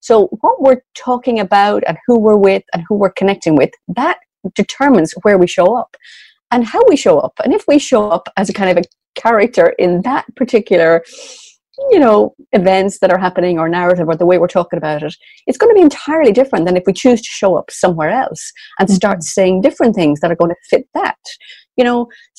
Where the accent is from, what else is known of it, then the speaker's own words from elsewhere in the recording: Sligo, Connacht, Ireland; I explained that I was from Sligo, the northwest of Ireland, he said he was familiar with it